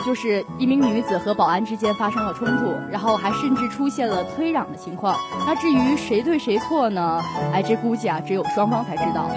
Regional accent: China; 自己作为一个中国人是深深感到骄傲

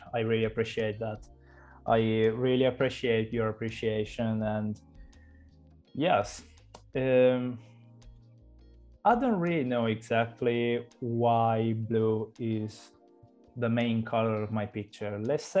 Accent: Cagliari, Sardinia, Italy; I am 26 years old. I'm from Cagliari, a town in Italy.

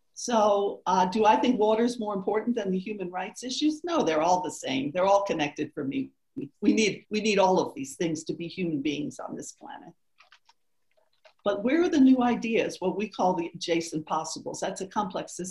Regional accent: the South, United States; I'm from the South, so I lived through the civil rights movement

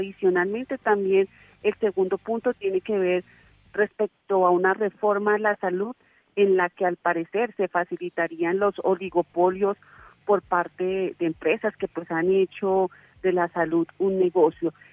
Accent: Colombia

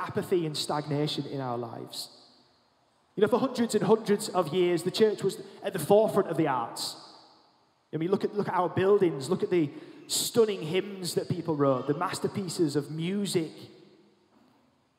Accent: United Kingdom; as British people, on the most part, perhaps, you know, as Anglicans

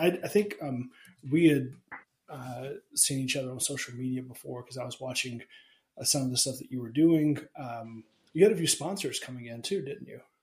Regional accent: Alabama, United States; I grew up in Alabama

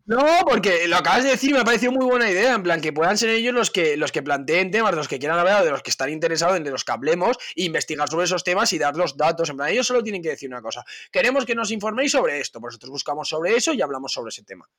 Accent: Spain

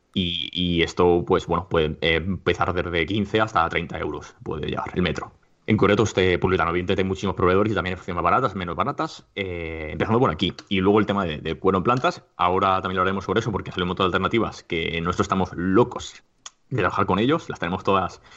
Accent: Alicante, Valencian Community, Spain; now in Madrid, Spain; actualmente em, resido en Madrid, pero yo soy de Alicante

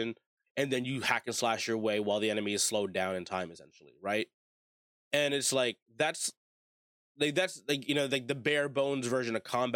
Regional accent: United States; I was born and raised in America

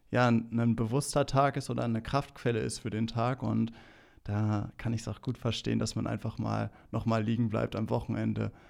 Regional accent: North Rhine-Westphalia, Germany; Ähm, ein Lippedorf, ähm, schön an der Lippe gelegen. Ähm, meine Heimat, ähm, ich will es nicht missen, dort aufgewachsen zu sein, in so einem behüteten Umfeld

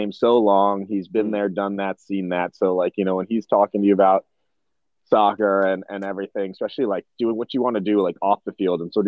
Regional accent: Bethesda, Maryland, United States; grew up in D.C., just outside D.C. We like to start with saying we are from D.C. just because that were pinpoints, but just outside D.C. in Maryland, in Bethesda suburb.

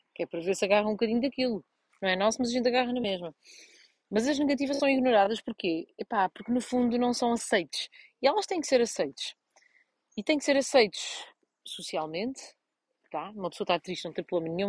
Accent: Portugal; moved away; vim a Vozelas, estou na, na, minha terra natal

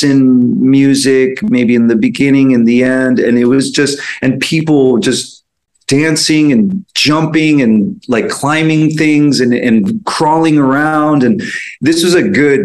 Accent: San Francisco, California, United States; I grew up in San Francisco

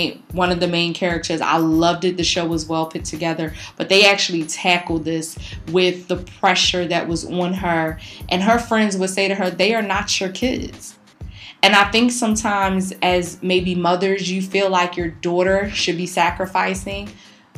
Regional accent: Philadelphia, Pennsylvania, United States; we grew up in North Philly. We grew up in the hood.

